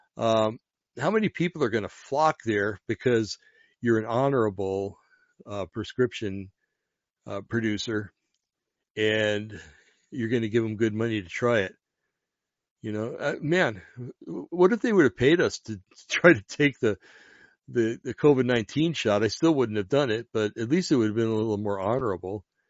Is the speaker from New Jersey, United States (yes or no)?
yes; New Jersey, United States; I come from New Jersey, an Italian community in Jersey